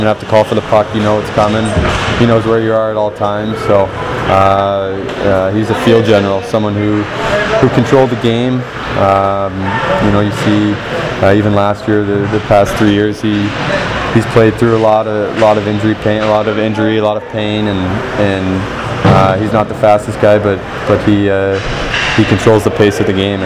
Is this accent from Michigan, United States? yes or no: yes; Detroit, Michigan, United States; Growing up in Detroit